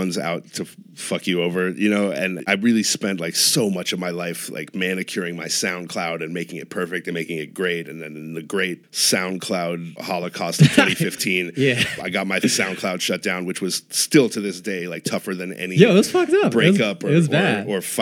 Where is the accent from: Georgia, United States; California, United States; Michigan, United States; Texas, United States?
California, United States; Los Angeles; also born or lived in New York; I was born and raised in Los Angeles